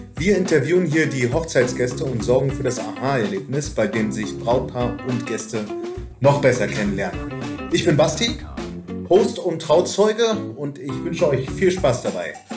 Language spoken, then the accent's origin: German; Northern Germany, Germany; accent: northern German; now in Leipzig, Germany; Die norddeutsche Zunge kommt hier, hier unten ganz gut an.